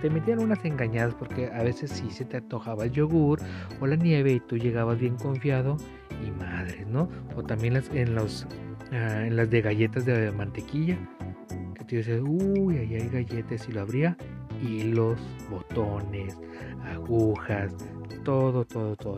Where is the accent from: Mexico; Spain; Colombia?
Mexico; Tijuana, Baja California; Aquí en Tijuana, por lo menos en las escuelas que yo estuve